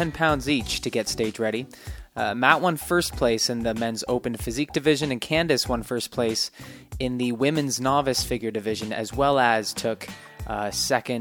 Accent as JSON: {"language": "English", "town": "London", "region": "Ontario", "country": "Canada", "tie": "born or raised there", "moved": "yes", "lives_now": "Nanaimo, Canada", "said": "I did some traveling back to my hometown in London, Ontario"}